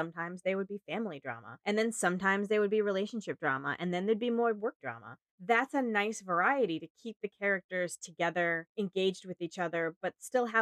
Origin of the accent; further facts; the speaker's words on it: United States; I'm an American